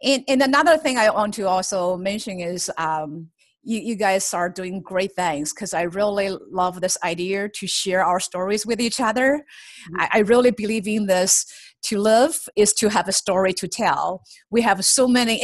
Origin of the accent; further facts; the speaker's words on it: China; moved away as an adult; now in United States; I grew up in China and have spent half of my life there